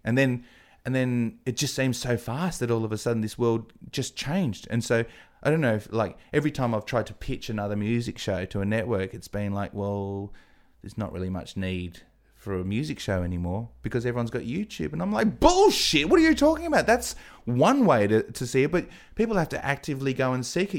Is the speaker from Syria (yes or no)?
no; Adelaide, South Australia, Australia; also born or lived in England; I'm from Adelaide.